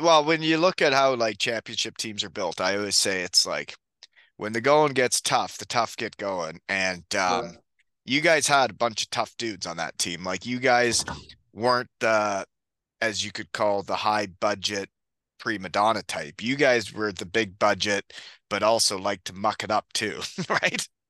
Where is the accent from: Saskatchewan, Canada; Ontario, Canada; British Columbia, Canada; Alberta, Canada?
Ontario, Canada; 15 minutes from Kitchener; 15 minutes from my hometown